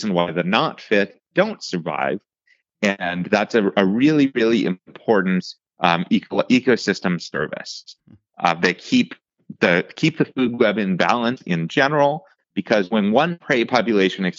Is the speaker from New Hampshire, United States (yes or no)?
no; outside of Pittsburgh, Western Pennsylvania, United States; moved away; where I grew up in Western Pennsylvania, outside of Pittsburgh